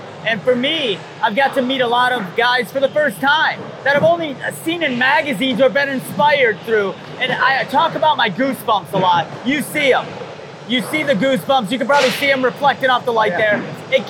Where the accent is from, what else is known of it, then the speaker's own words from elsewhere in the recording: Midwest, United States; Growing up in the Midwest, for me, I lived through magazines and videos for a very long time.